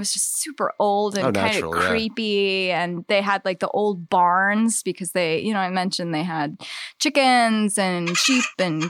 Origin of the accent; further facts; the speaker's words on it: Eastern Shore, United States; growing up on the Eastern Shore, there's all these old houses, and like I always loved the idea of evil things sort of lurking around